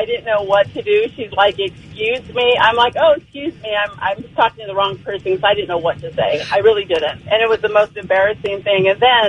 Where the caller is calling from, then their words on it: Cherry Valley, United States; This is … from Cherry Valley.